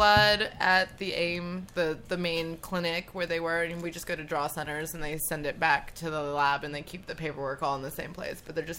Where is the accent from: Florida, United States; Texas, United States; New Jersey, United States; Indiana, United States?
Florida, United States; Orlando; moved away; I was raised in Florida